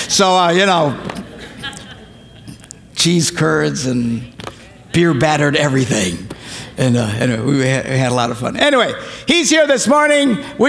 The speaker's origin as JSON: {"language": "English", "region": "Wisconsin", "country": "United States", "said": "Now, I'm from Wisconsin."}